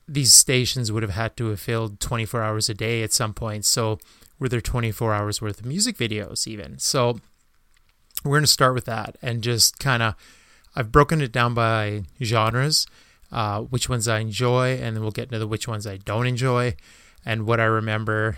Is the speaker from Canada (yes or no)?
yes; Canada; being Canadian